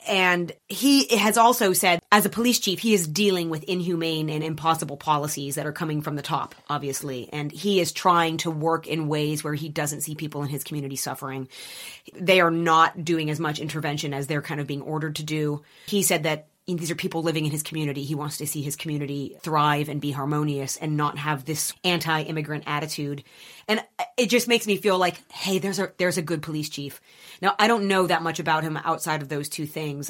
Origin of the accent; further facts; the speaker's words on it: Erie, Pennsylvania, United States; moved away; I grew up in Erie, Pennsylvania